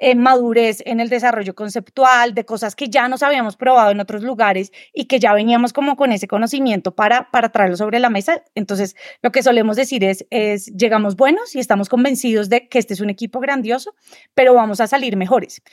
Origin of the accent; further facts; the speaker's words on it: Colombia; Yo soy diseñadora colombiana